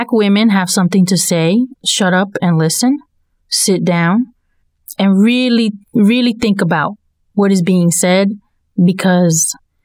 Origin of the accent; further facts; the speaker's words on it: Durham, North Carolina, United States; growing up in Durham